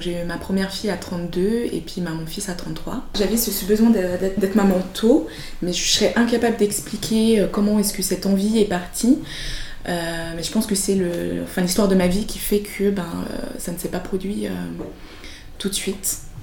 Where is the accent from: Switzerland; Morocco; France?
Switzerland; also born or lived in Madagascar; Je suis arrivée en Suisse euh, quand j'avais 4 ans